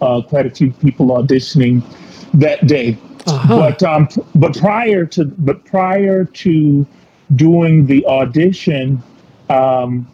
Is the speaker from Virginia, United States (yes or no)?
yes; Goochland County, Virginia, United States; moved away; also born or lived in Baltimore, Maryland; I grew up right outside of Richmond, Virginia, a little farming town called Goochland County, Virginia.